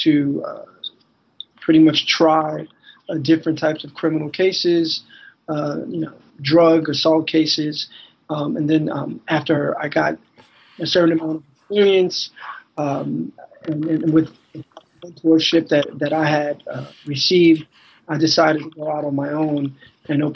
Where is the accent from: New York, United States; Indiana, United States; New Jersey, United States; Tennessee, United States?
New York, United States; New York City; also born or lived in Buffalo, New York; born and raised in Manhattan, New York City, son of Dominican immigrants